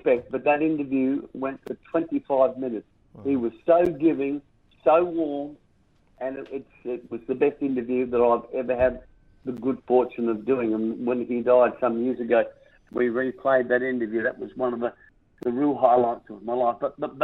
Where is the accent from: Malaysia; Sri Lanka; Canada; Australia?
Australia; South Australia; which carries my hometown name, South Australia